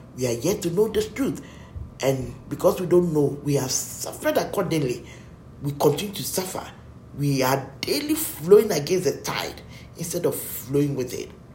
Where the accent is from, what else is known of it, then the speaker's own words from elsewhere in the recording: Ghana; we are Ghanaians.